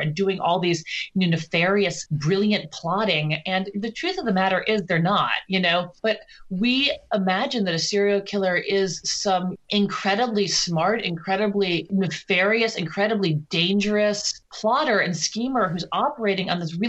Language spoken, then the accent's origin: English; New York City, New York, United States; moved away as an adult; now in Los Angeles, United States; I'm actually from Brooklyn